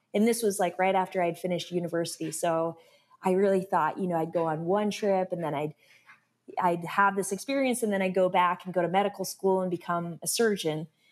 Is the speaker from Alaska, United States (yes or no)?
yes; Alaska, United States; moved away as an adult; also born or lived in Tacoma, Washington; now in Tucson, United States; I grew up in Alaska